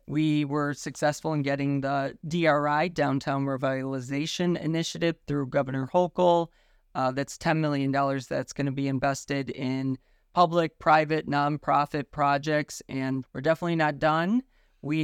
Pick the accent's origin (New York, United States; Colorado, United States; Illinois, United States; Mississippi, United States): New York, United States; North Tonawanda; I'm fourth generation North Tonawanda.